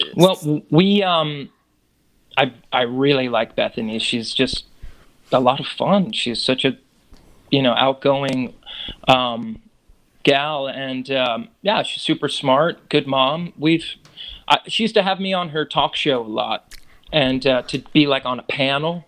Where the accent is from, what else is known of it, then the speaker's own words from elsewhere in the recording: New York area, United States; growing up in New York area